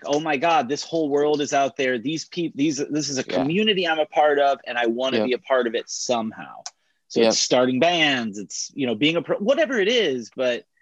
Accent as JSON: {"language": "English", "region": "Ohio", "country": "United States", "said": "I'm from Ohio"}